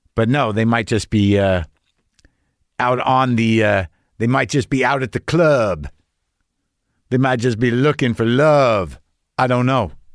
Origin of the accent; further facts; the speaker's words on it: New Mexico, United States; I grew up in New Mexico